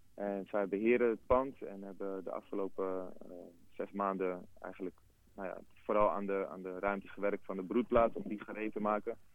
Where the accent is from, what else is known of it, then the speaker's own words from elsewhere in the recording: Amsterdam, North Holland, Netherlands; ik ben zelf geboren in Rijgersbos. Dus de, de, connectie die ik heb met de buurt is, eh, een hele organische